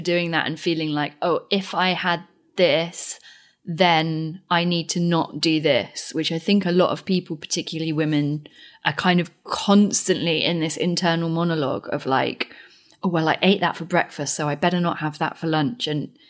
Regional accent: United Kingdom; as a British person

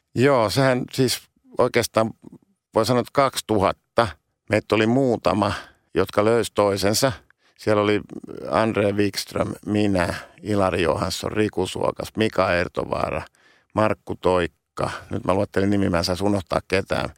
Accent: Helsinki, Uusimaa, Finland; mä oon syntynyt stadi, Helsingissä

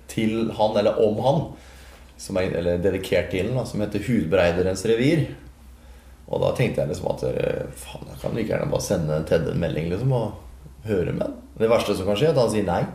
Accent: Halden, Østfold, Norway; jeg er fra Isebakke

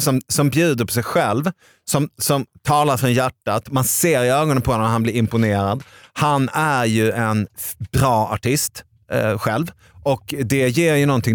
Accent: Arvika, Värmland, Sweden; jag är från Arvika

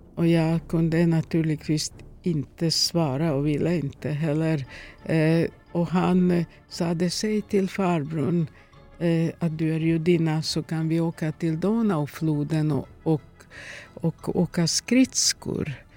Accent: Ruma, Vojvodina, Serbia; Swedish is a second language; also born or lived in Novi Sad; now in Sweden; min hemstad Roma

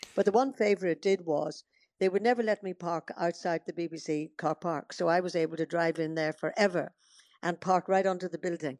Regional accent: Northern Ireland, United Kingdom; moved away; also born or lived in Portadown / Dorking; I'm always Irish at heart. Um, I love going back to Northern Ireland

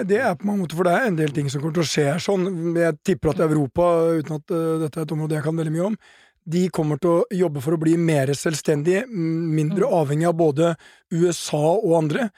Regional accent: Norway; som nordmann

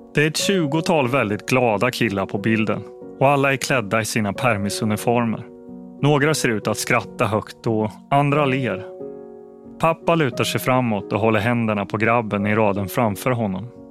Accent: Linköping, Östergötland, Sweden; I huset på Tallgatan i Linköping där jag växte upp

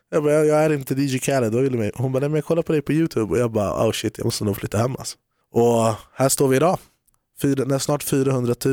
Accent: Haninge, Stockholm County, Sweden; Haninge, kära till Jordbro.

